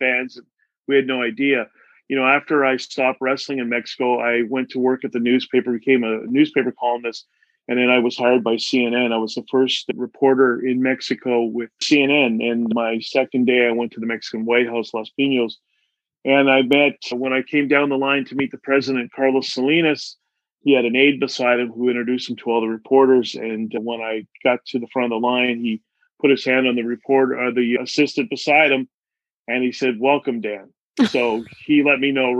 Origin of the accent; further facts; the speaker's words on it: Canada; I grew up on welfare in Canada